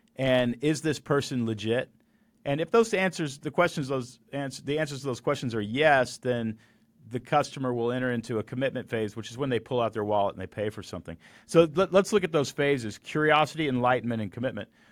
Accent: Texas, United States; I grew up in Texas

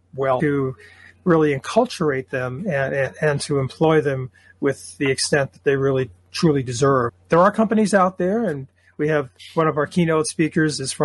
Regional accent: New York City, New York, United States; New York City, my backyard and my hometown

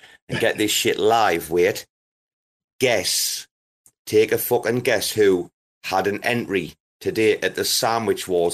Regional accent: Sunderland, North East England, United Kingdom; I'm from Sunderland

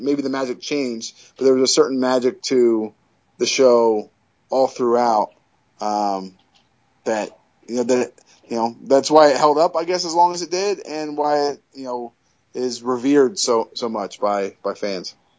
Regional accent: California, United States; also born or lived in Long Island, New York; now in New Jersey, United States; growing up in, in, California

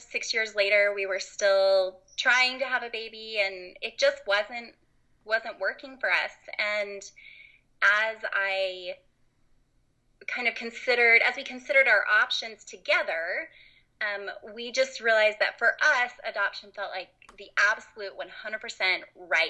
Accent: Utah, United States; I grew up in Utah, lived here most of my life

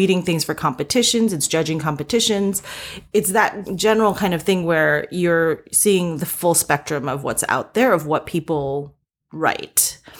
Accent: East Coast, United States; also born or lived in South Korea; So long story short, I was born in Korea and I moved to the US when I was 3. And I kind of grew up all up and down the East Coast.

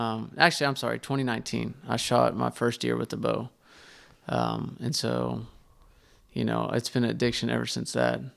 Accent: Terrell, Texas, United States; also born or lived in Heath, Texas; I grew up in Terrell, Texas

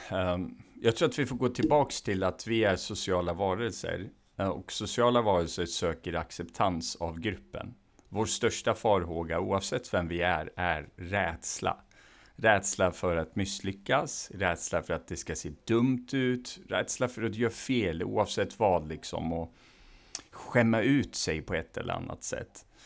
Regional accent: Iran; Swedish is a second language; now in Sweden; Ja, det gör det i form av att jag också var tvungen i form av att vi var politiska flyktingar från Iran. Där, oavsett vad jag ville eller inte så tas man från sin kontext och kultur rakt i en annan

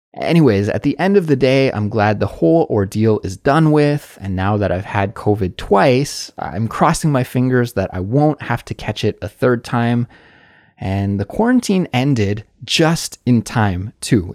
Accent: Canada; moved away as an adult; now in South Korea; growing up in Canada or the States in the nineties like I did

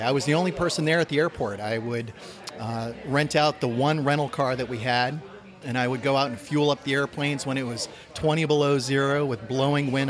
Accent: Portland, Maine, United States; also born or lived in Biddeford, Maine / Aroostook County, Maine / Frenchville, Maine; I was born and raised in Maine, in Portland

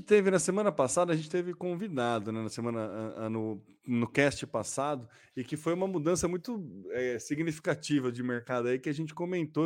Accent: São Carlos, São Paulo, Brazil; Nós somos de São Carlos.

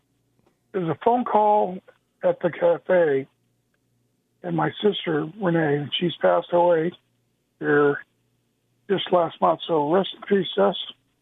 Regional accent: Santee, California, United States; my friends and people in San Diego that I've grown up

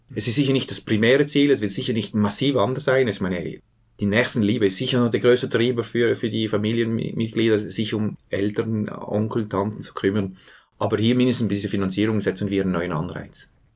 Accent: Switzerland; Bei uns in der Schweiz

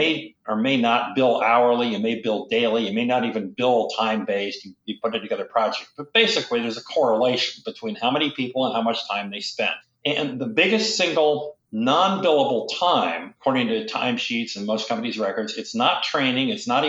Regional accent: Michigan, United States; also born or lived in South Dakota / Syracuse; now in Boston, United States; I grew up in South Dakota, Michigan, mostly Michigan, upstate New York, Syracuse, and then to New York and, you know, then Boston and so forth.

